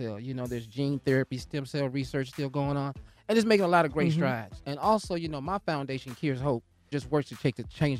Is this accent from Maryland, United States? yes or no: no; Texas, United States; the state of Texas, my home state